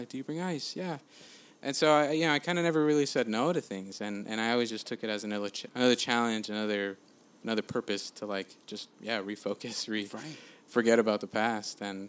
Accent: LA County, California, United States; also born or lived in El Salvador; I'm from LA or I'm from, just LA County

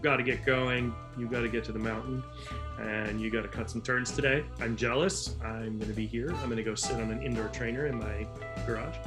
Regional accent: Northeast, United States; I grew up in the Northeast

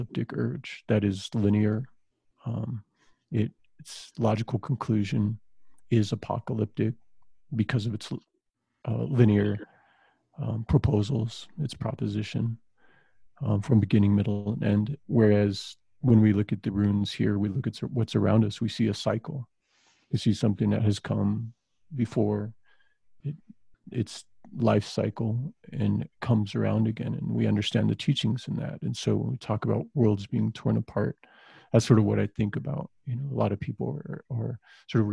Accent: Southwest, United States; growing up in the Southwest

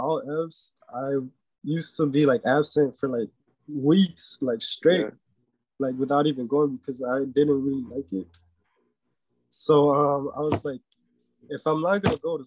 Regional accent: Chicago, Illinois, United States; also born or lived in Mexico; I was born in Chicago, and I've lived my whole life here except for like a year when I went to Mexico, because that's where I'm from. That's where my parents are from.

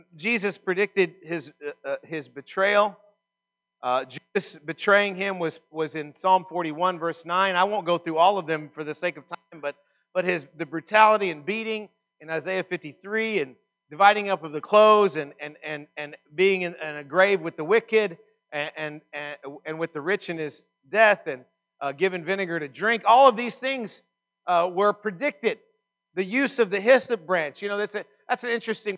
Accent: Texas, United States; I'm from Texas

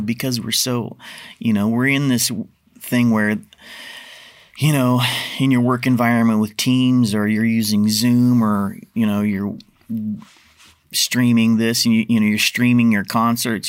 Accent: Portland, Oregon, United States; I grew up in North Portland

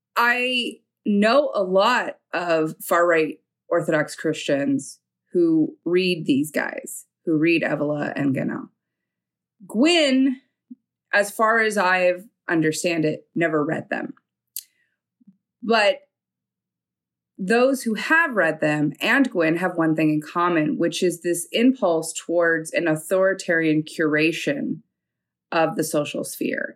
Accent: New York, United States; I was from New York

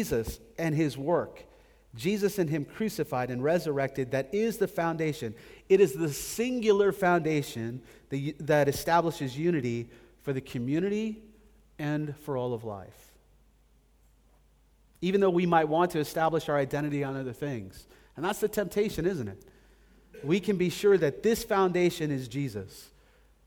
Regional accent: United States; moved away as an adult; I grew up in America

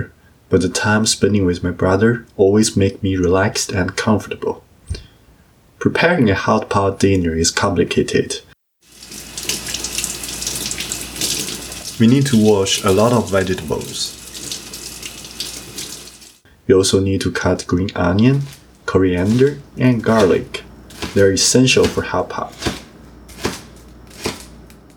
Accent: Beijing, China; now in Ottawa, Canada; the hot pot restaurant that I used to go to with my parents in Beijing.

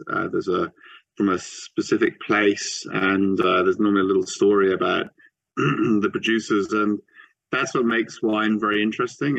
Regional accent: Switzerland; moved away; also born or lived in New Zealand; I grew up in Switzerland near in a wine region and um, also lived in, in different places

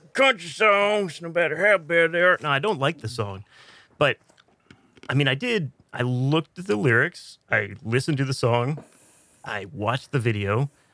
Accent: United States; I am an American

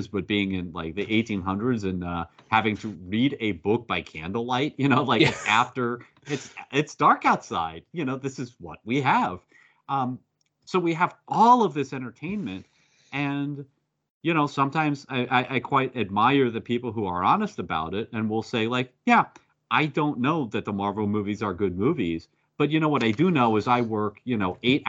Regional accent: United States; I'm an American. That's in my blood

